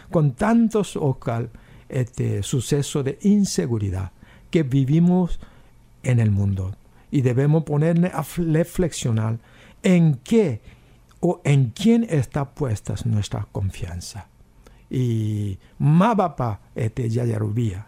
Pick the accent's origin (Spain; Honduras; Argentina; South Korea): South Korea; Spanish is a second language; moved away as an adult; also born or lived in United States; now in Paraguay; donde viví eh, mis primeros 19 años en Corea